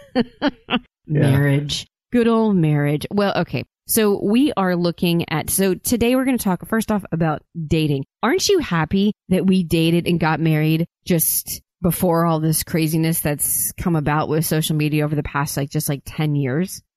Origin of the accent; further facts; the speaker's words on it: Oklahoma, United States; I grew up in Oklahoma